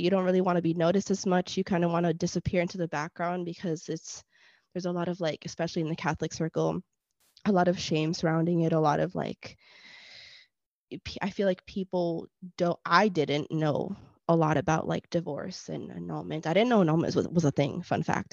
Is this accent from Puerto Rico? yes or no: yes; Puerto Rico; first language Spanish; English is a second language; I was born in Puerto Rico